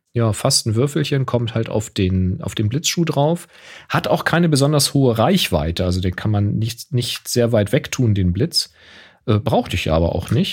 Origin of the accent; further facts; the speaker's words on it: Hamburg, Germany; zu meiner Kindheit in Hamburg